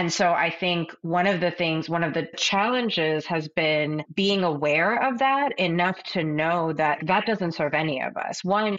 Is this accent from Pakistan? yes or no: yes; Pakistan; I think as a Pakistani woman, as a Muslim woman